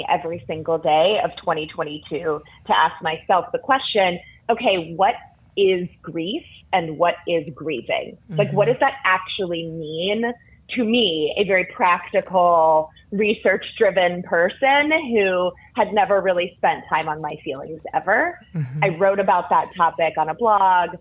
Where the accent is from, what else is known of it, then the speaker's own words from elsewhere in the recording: Durham, North Carolina, United States; I'm from exotic Durham, born and raised